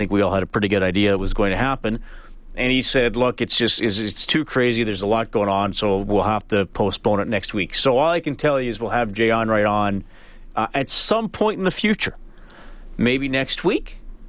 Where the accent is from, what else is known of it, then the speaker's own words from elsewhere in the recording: Evansburg, Alberta, Canada; I grew up in Evansburg.